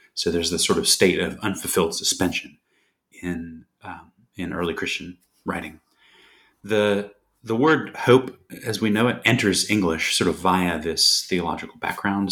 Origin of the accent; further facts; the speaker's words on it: United States; I grew up in the States